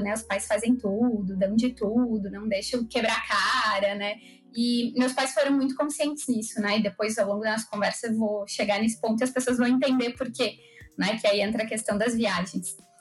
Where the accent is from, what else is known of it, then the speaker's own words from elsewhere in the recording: Caxias do Sul, Rio Grande do Sul, Brazil; eu nasci em Caxias do Sul